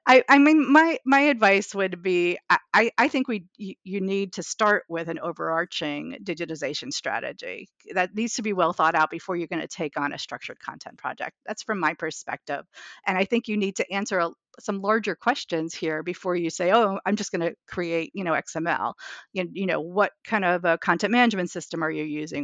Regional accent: New York, United States; I'm a New Yorker

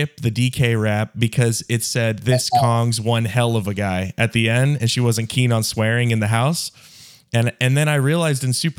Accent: the South, United States; I was raised in the South, of America

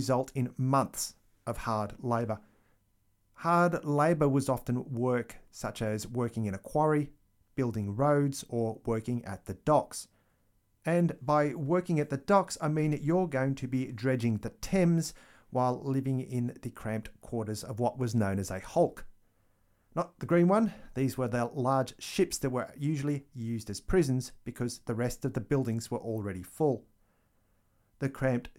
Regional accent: Australia; Growing up in Australia in the 1980s

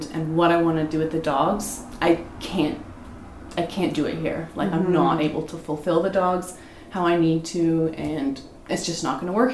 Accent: Toronto, Ontario, Canada; now in Warkworth, Canada; I was born and raised in Scarborough

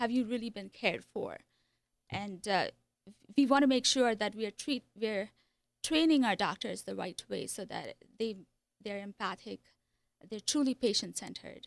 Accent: India; moved away as an adult; also born or lived in Iowa; So I was born in India. I lived there for twenty-two years. Came to Iowa for a master's program in psychology.

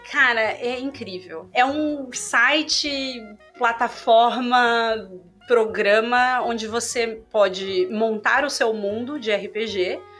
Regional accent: Rio de Janeiro, Brazil; É, eu sou carioca

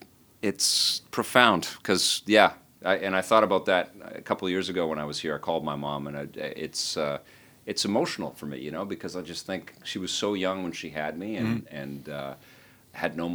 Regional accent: Montreal, Quebec, Canada; born there; Yeah, we're not francophones, and we apologize. I was born in Montreal, though, and I love this city.

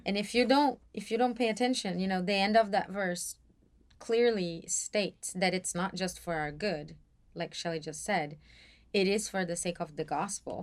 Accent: São Paulo, Brazil; moved away as an adult; now in Atlanta, United States; I was born and raised in Brazil, and s-, more specifically, São Paulo.

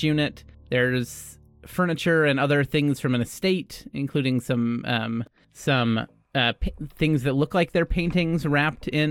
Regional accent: Midwest, United States; As a Midwesterner

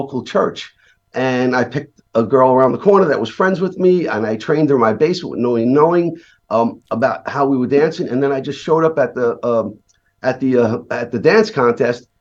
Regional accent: New York City, New York, United States; I grew up in Brooklyn, New York

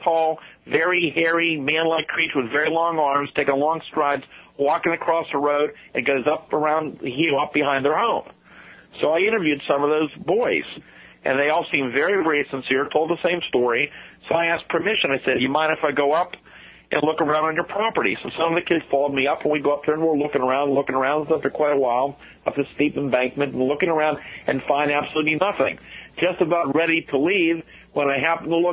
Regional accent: Greensburg, Pennsylvania, United States; a rural area outside of Greensburg, outside of my hometown

